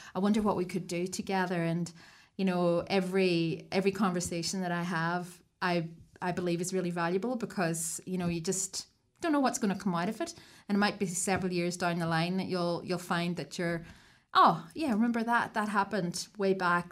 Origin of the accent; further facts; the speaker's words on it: Ireland; moved away as an adult; also born or lived in Sydney, Australia; now in Wellington, New Zealand; I'm Irish as well.